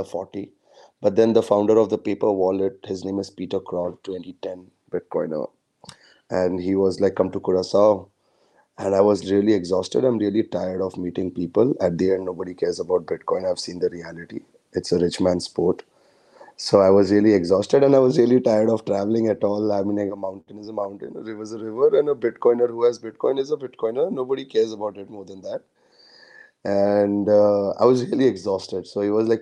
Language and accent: English; India; I'm a Indian